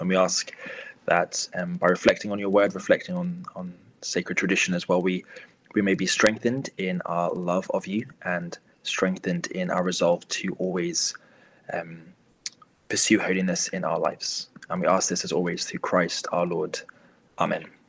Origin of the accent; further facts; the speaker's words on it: Luton, East of England, United Kingdom; not only is it my hometown, uh, but it's the parish uh, that's maybe two parishes away from where I grew up